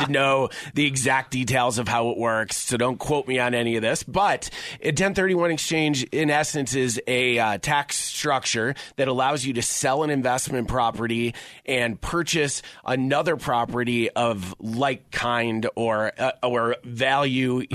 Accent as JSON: {"language": "English", "town": "Syracuse", "region": "New York", "country": "United States", "moved": "yes", "lives_now": "Colorado, United States", "said": "I'm from Syracuse, New York originally. Came out here in 2005"}